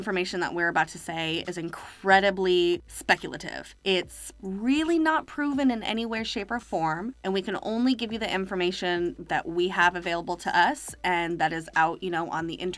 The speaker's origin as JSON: {"language": "English", "town": "Morgan Hill", "region": "California", "country": "United States", "tie": "born or raised there", "said": "growing up in Morgan Hill"}